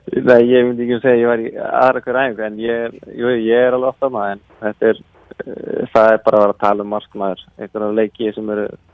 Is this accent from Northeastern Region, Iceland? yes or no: no; Reykjanesbær, Southern Peninsula, Iceland; also born or lived in Njarðvík / Keflavík; ég er úr Reykjanesbæði og, og býi í Njarvík